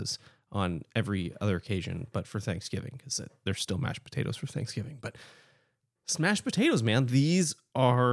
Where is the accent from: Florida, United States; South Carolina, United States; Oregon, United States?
Oregon, United States; Portland; I grew up in Portland too.